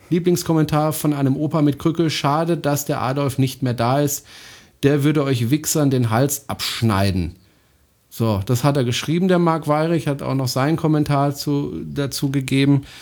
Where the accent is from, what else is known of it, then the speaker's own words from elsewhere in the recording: France; German is a second language; Das ist ein deutscher Satz. Ich bin Franzose, ich darf das.